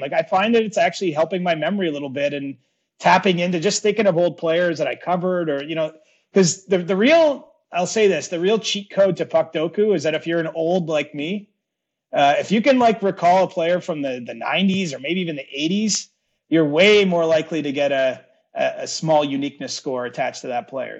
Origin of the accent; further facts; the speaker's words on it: Cobourg, Ontario, Canada; my three closest buddies that I grew up with in the Coburg area